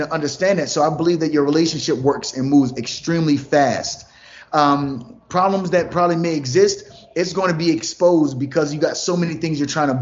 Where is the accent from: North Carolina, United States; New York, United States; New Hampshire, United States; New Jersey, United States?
New Jersey, United States; now in Atlanta, United States; I'm from New Jersey originally. Now we live in Atlanta